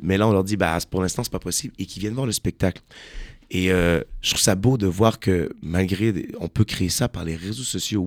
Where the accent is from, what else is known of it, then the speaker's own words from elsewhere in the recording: Quebec, Canada; Je suis un Québécois